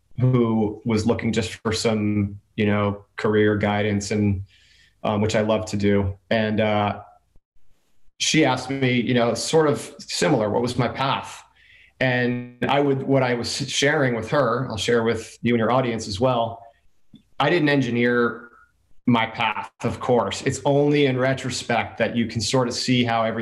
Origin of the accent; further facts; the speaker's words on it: Jersey Shore, New Jersey, United States; now in San Diego, United States; I was born and raised in New Jersey on the Jersey Shore